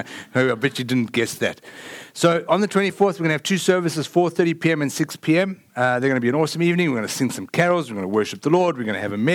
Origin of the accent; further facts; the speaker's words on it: South Africa; now in Lake Travis, United States; I am from South Africa